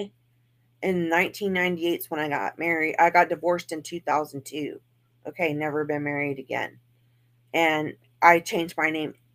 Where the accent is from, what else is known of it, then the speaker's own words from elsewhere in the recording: Texas, United States; I'm from Texas